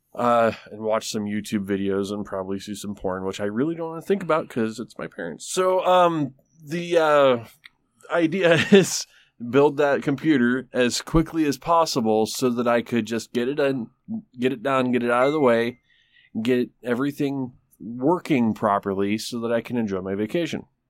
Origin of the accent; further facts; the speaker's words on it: Traverse City, Michigan, United States; now in Tulsa, United States; right around Traverse City, Michigan, it's my hometown